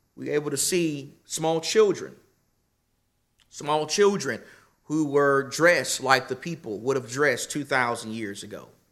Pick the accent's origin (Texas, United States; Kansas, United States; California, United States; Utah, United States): Texas, United States; Nacogdoches; now in Phoenix, United States; I grew up in Nacogdoches, Texas